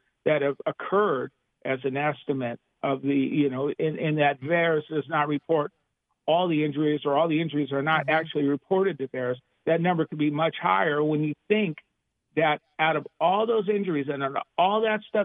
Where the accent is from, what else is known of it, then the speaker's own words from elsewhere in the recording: Los Angeles, California, United States; I'm from Los Angeles, so it is indeed a pleasure to be back home